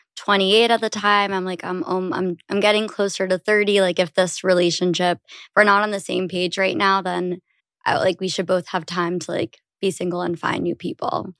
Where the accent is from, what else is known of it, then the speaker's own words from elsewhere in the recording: New York, United States; I am thirty years old and I'm from New York, but the suburbs